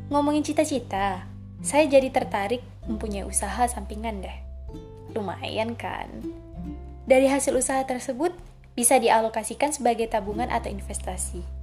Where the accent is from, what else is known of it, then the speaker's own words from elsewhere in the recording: Belitung, South Sumatra, Indonesia; Asal saya dari Belitung, Oku Timur, Sumatera Selatan.